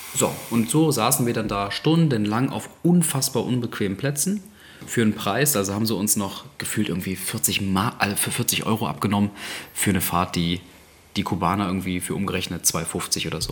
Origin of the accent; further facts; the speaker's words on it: Germany; wir kommen aus Europa, aus Deutschland.